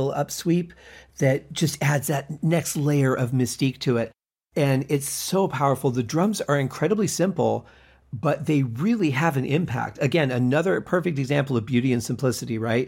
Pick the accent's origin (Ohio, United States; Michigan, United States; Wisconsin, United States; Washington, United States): Michigan, United States; moved away; when I was growing up in Michigan